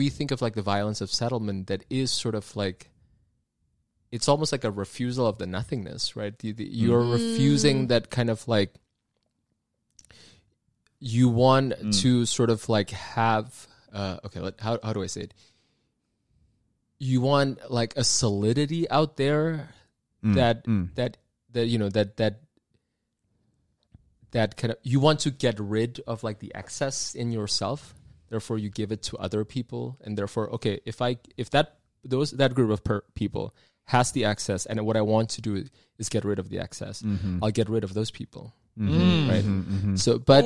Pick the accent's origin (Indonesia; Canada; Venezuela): Indonesia; I'm from Indonesia